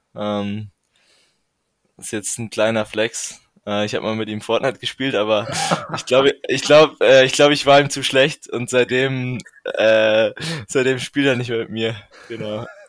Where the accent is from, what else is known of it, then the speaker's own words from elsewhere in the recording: Regensburg, Bavaria, Germany; ich komme aus Regensburg, dem höchsten Punkt der Donau